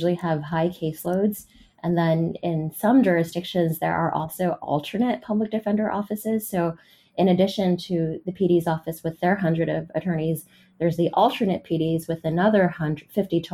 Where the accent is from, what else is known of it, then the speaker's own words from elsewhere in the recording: San Francisco, California, United States; I grew up in San Francisco